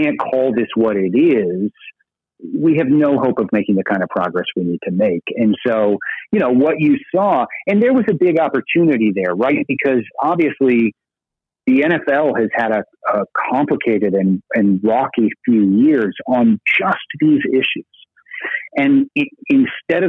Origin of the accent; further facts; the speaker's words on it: Burlington, Vermont, United States; my hometown of Burlington, Vermont